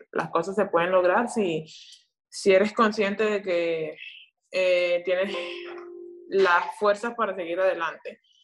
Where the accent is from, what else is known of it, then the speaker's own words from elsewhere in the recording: Venezuela; aquí en mi país